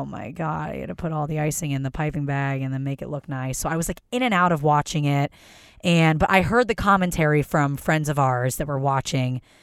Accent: Philadelphia, Pennsylvania, United States; I am from Philadelphia

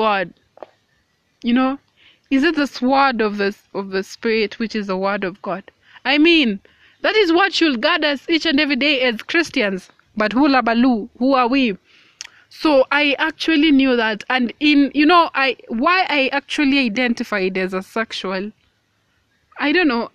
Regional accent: Kenya; I am a woman of color. I am 20 years old and I am Kenyan.

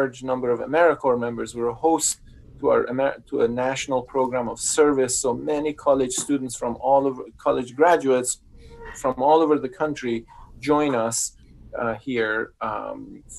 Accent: northern Iran, Iran; English is a second language; moved away as an adult; also born or lived in Mississippi; now in Cedar Falls, United States; I was in high school in northern Iran. So that's where my childhood home is.

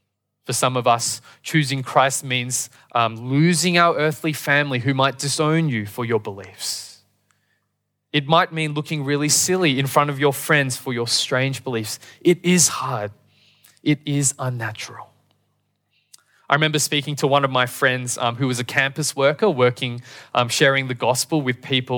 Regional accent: Australia; born there; I was born in Australia, and sadly, I can only speak English.

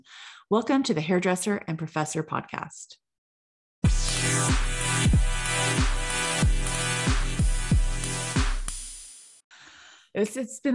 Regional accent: California, United States; I'm from California

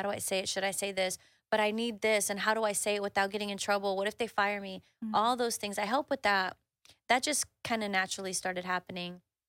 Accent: Monterrey, Nuevo León, Mexico; You know, I am from Monterrey. Well, close to Monterrey.

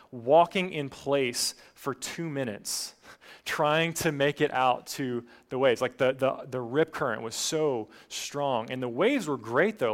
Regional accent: Appalachian Mountains, United States; now in Gainesville, United States; I grew up in the Appalachian Mountains

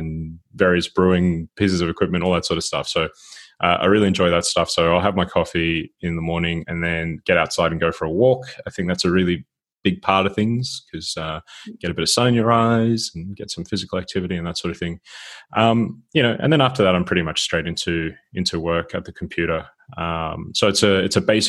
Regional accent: Sydney, New South Wales, Australia; moved away as an adult; now in Gothenburg, Sweden; I'm originally from Sydney

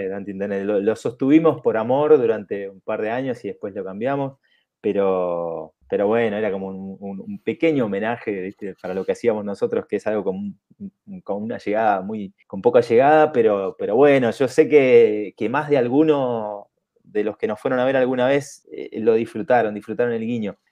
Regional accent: Bariloche, Río Negro, Argentina; also born or lived in southern Chile; me había pasado 10 años viviendo prácticamente en el campo, en el sur de Chile, donde yo nací, eh, y, viviendo en pueblitos muy chiquitos, y después me vine a Argentina

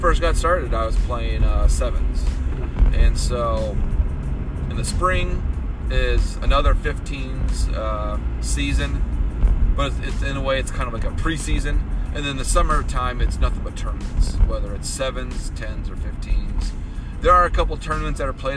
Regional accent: Michigan, United States; Growing up in Michigan

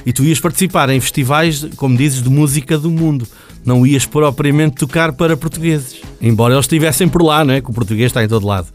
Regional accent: Canada; moved away; na minha terra, no Canadá

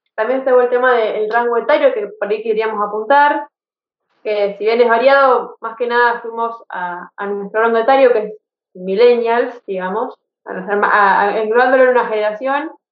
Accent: Rosario, Santa Fe, Argentina; nosotros somos de Rosario, Santa Fe

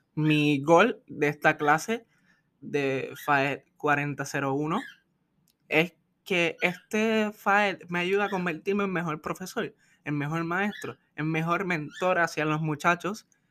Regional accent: Puerto Rico

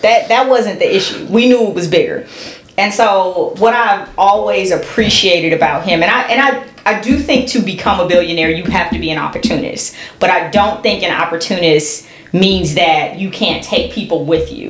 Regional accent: California, United States; I'm from California.

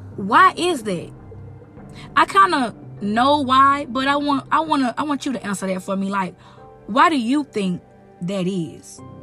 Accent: United States; I am an American

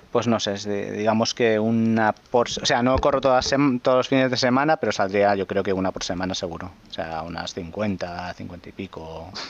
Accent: Navarcles, Catalonia, Spain; La, carrera de mi pueblo de Navarcles, bueno, tengo 50, como he vivido en muchos diferentes sitios de, de cría, bueno, pero este es uno de mis pueblos, Navarcles.

